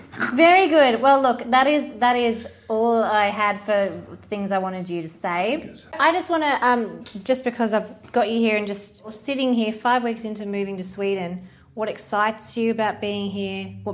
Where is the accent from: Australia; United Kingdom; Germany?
Australia; Say, I'm Australian.